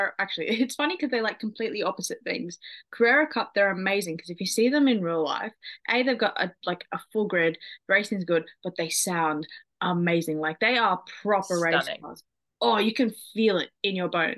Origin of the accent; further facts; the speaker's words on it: Sydney, New South Wales, Australia; I am an Australian residing in Sydney.